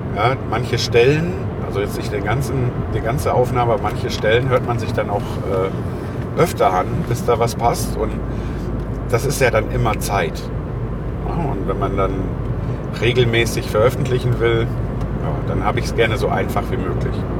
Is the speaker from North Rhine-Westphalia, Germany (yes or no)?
yes; Lüdenscheid, North Rhine-Westphalia, Germany; moved away; Ich komme ja aus Lüdenscheid